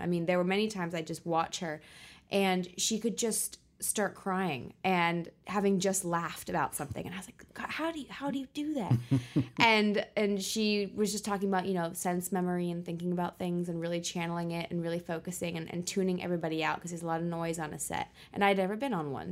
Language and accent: English; Los Angeles, California, United States; also born or lived in Guildford, England; I was born in Guilford, West Sussex in England, in the countryside, but moved to Los Angeles when I was five. So I'm very much both a Brit and an American